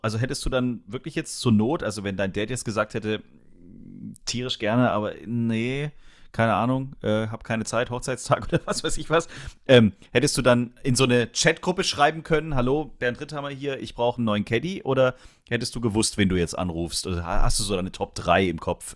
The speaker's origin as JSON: {"language": "German", "country": "Germany", "said": "als Deutsche"}